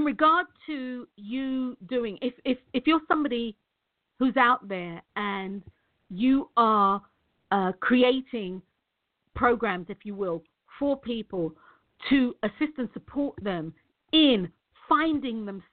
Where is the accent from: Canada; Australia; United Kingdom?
United Kingdom; I'm British